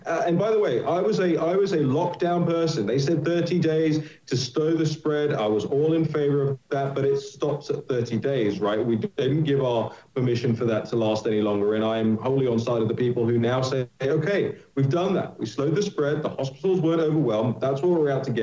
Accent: United Kingdom; now in United States; my home country of the United Kingdom

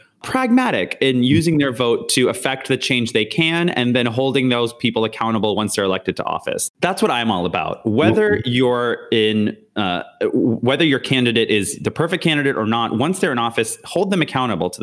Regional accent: Canada; now in United States; being Canadian

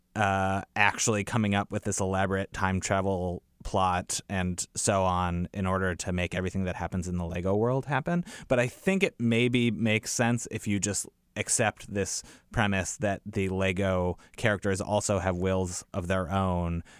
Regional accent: United States; as an American

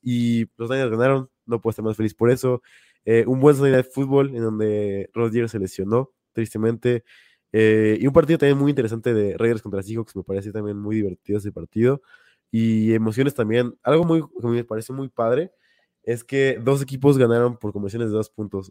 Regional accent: Mexico; como buen mexicano

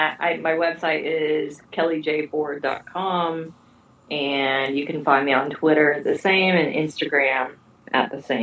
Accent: Northwest Arkansas, United States; my hometown provides me such great material. It's just Northwest Arkansas weirdness.

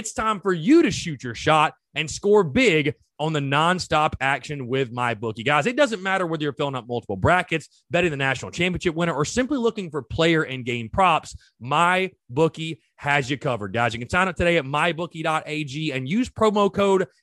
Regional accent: North Augusta, South Carolina, United States; I grew up in North Augusta

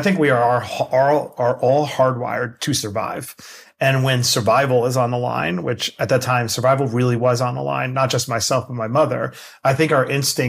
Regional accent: Queens, New York, United States; I grew up in Queens, New York, very poor, living on government cheese and taking care of my mother

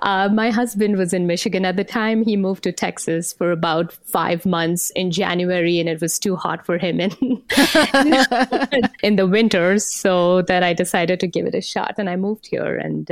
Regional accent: India; So I grew up in India. Back in the 80s, we didn't have as much of access to books.

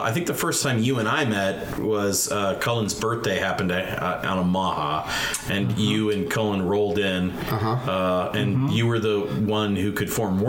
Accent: Bellevue, Nebraska, United States; I grew up, I would go to the barber shop. I grew up in Air Force, near the Air Force Base in Bellevue and stuff.

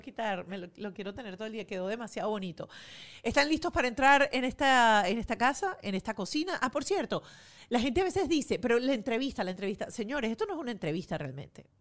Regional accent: Venezuela; now in United States; para nosotros los venezolanos, este, muy importante, biólogo. Eh, todos los que pasamos por, por el colegio o por, el bachillerato, pues tuvimos los libros de Serafín Masparrota

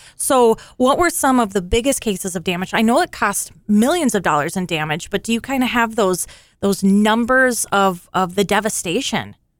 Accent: Alexandria, Minnesota, United States; this is my hometown, as you know, and this community is amazing

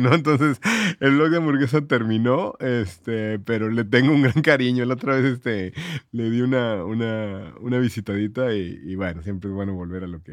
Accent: Monterrey, Nuevo León, Mexico; accent: regio; moved away as an adult; now in Mexico City, Mexico; soy el regio en, el DF

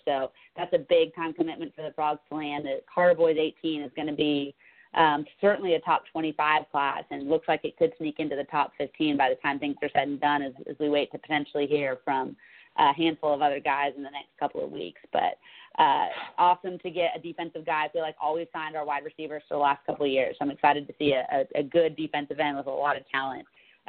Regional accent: near San Francisco, California, United States; Comes out of City College in San Francisco near my hometown.

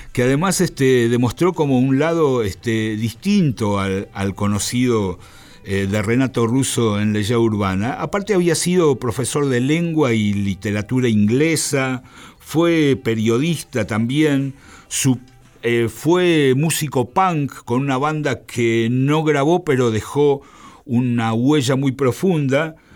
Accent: Argentina

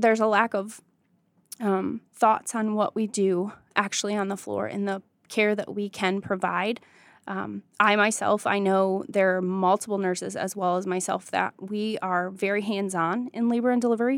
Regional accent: Jonesville, Michigan, United States; I grew up in Jonesville, Michigan.

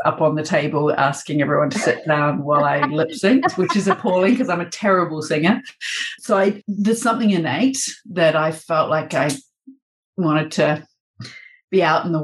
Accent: New Zealand; moved away as an adult; also born or lived in London, United Kingdom; now in Melbourne, Australia; a Kiwi working in New Zealand and then in London for 8 years

